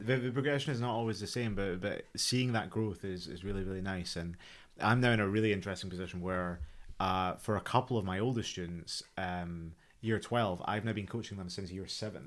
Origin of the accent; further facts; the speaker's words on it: Scotland, United Kingdom; moved away; I'm, I'm from Scotland